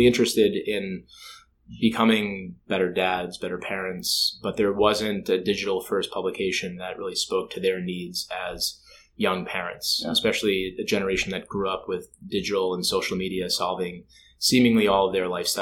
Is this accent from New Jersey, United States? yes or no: yes; New Jersey, United States; also born or lived in Minneapolis; I grew up in New Jersey